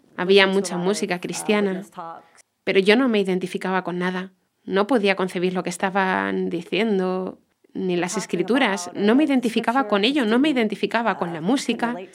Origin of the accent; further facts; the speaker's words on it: Baltimore, Maryland, United States; now in Jacksonville, Florida, United States; soy de Baltimore, Maryland, pero he estado en Jacksonville, Florida, por casi 30 um, años ya